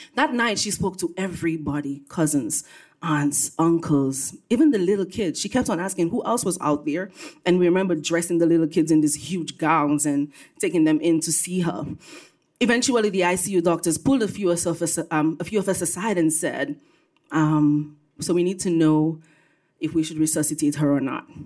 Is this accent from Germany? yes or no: no; Dominica; also born or lived in Brooklyn, New York; now in New York, United States; I was born and raised on the island of Dominica, not to be confused with the Dominican Republic